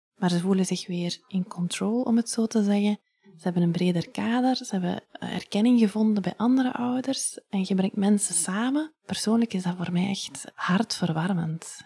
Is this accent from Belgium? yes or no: yes; Ghent, Flanders, Belgium; also born or lived in Leuven; now in Hoegaarden, Belgium; ik ben van Gent